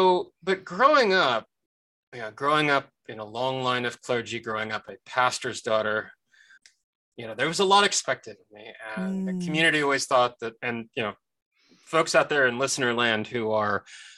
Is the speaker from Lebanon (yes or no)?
yes; Lebanon; also born or lived in United States; I myself am Armenian. I am American-born, but I was raised in Lebanon, and I come from a very, very, very long line of Armenian Protestant clergy.